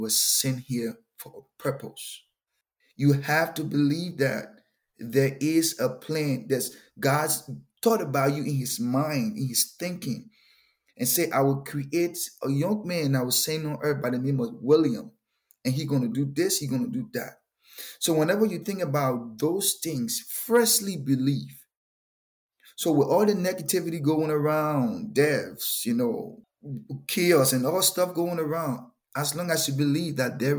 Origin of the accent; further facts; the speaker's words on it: Liberia; moved away as an adult; also born or lived in North Dakota; now in Fargo, United States; I'm originally from West Africa, Liberia. Moved to North Dakota 2015